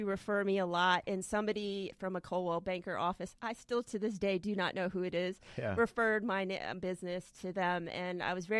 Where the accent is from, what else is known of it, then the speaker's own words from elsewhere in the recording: Florida, United States; I was raised in Florida, too. Yeah. I'm a Florida native.